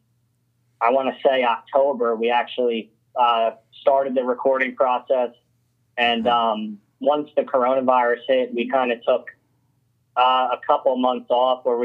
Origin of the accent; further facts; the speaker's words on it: Brick, New Jersey, United States; I'm from originally from Brick